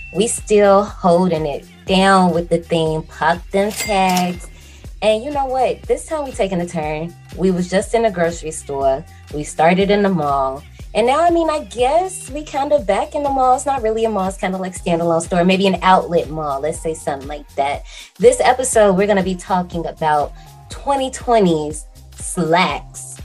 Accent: Gary, Indiana, United States; moved away as an adult; So I worked at one in my hometown in Gary, Indiana.

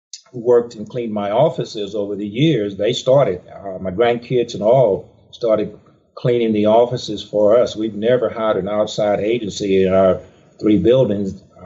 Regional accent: Charleston, Mississippi, United States; Well, I was born in Mississippi, small town in Charleston, Mississippi.

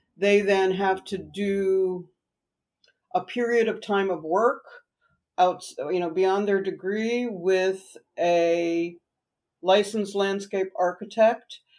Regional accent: New Jersey, United States; also born or lived in New York; I am a New Jersey native

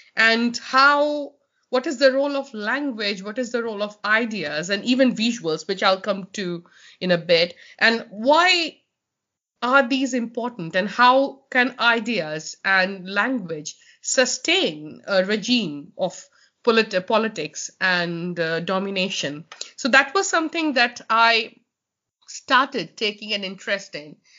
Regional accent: Kolkata, West Bengal, India; moved away as an adult; now in Sheffield, United Kingdom; I'm from Calcutta

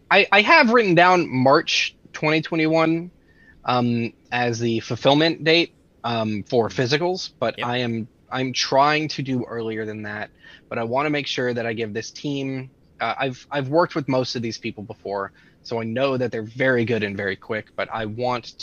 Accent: Texas, United States; As a Texan

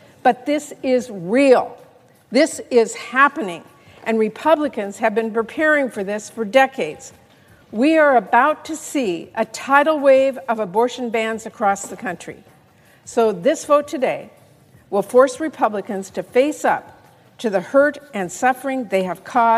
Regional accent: Washington, United States; And we're seeing this firsthand in my home state of Washington.

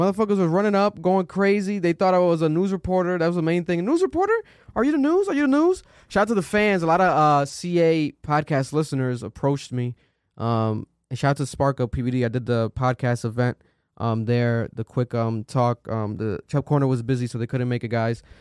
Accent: Providence, Rhode Island, United States; we're from Providence, Rhode Island

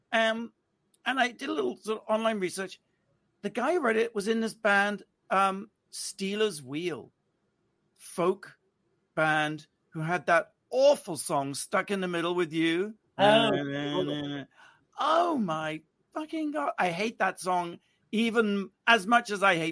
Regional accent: United Kingdom; moved away as an adult; now in California, United States; being British, You know, you grow up in gray skies and rainy weather

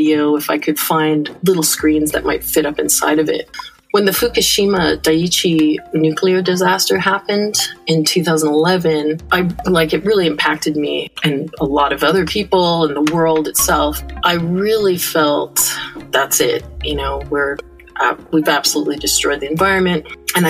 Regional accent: Larkspur, California, United States; also born or lived in San Francisco, California; now in Canada; So I'm not originally from Canada. I was born in San Francisco, California, and I grew up in Larkspur, California, at least my early years started there

